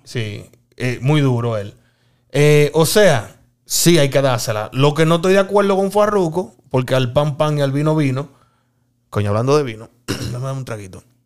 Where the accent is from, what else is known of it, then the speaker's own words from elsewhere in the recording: Dominican Republic; como dominicano